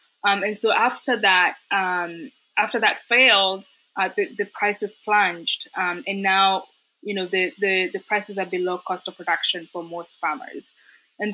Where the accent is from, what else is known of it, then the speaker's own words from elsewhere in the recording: Kenya; growing up in Kenya and around coffee, so coffee has always been known as a poverty crop.